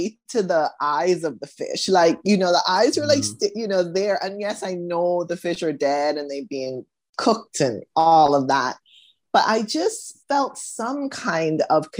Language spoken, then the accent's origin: English; Bahamas; also born or lived in United States; I was born in the US, grew up in the Bahamas